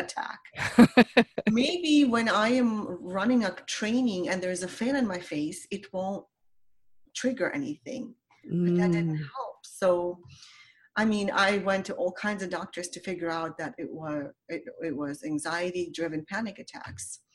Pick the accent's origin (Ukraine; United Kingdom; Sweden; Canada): Ukraine; English is a second language; moved away as an adult; now in United States; I came to America from Ukraine as a 19-year-old. So I had to learn a language